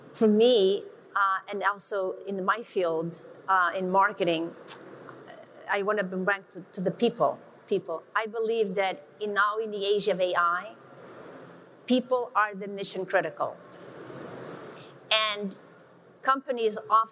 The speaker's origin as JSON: {"language": "English", "country": "Portugal", "tie": "born or raised there", "moved": "yes", "said": "I grew up in Portugal, in a very small village of 1,000 people"}